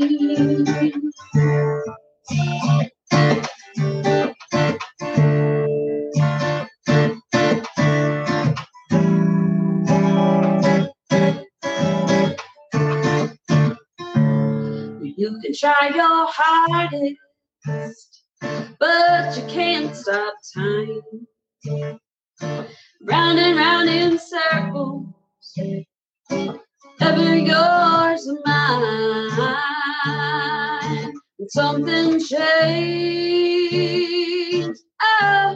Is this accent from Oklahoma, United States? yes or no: yes; Chandler, Oklahoma, United States; also born or lived in Shawnee, Oklahoma; now in Emporia, Kansas, United States; I'm originally from Chandler, Oklahoma. I was born in Shawnee on the Citizen Potawatomi Nation territory down there.